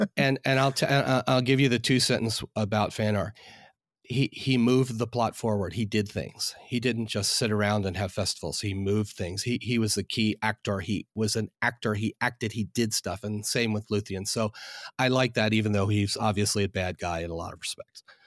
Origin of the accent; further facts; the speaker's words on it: outside Philadelphia, Pennsylvania, United States; now in Northern Virginia, United States; I'm from outside Philadelphia